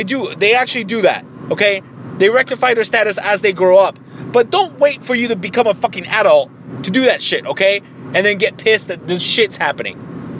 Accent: Mexico; now in United States; I became a U.S. citizen, but I was born in Mexico.

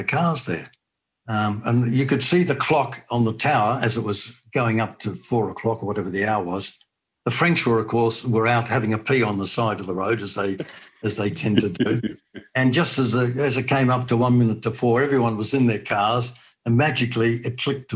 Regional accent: Australia; moved away as an adult; being an Australian

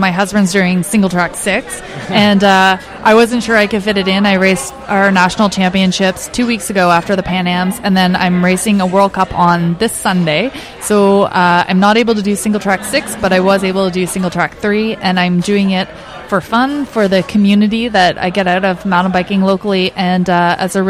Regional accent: New Brunswick, Canada; now in Kamloops, Canada; I grew up in New Brunswick

